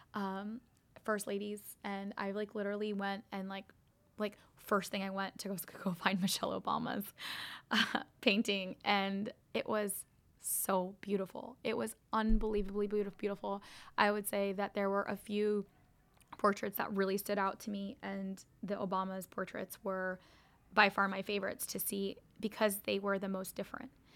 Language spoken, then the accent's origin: English; United States; growing up in America